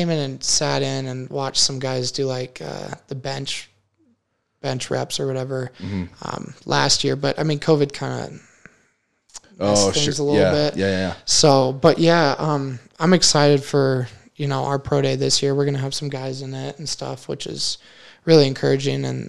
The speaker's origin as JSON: {"language": "English", "region": "Wyoming", "country": "United States"}